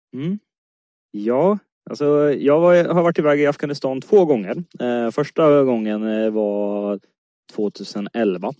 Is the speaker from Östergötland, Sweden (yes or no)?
yes; Motala, Östergötland, Sweden; moved away as an adult; also born or lived in Stockholm; now in Östergötland, Sweden; Jag är östgöte i grunden, född och uppvuxen i Motala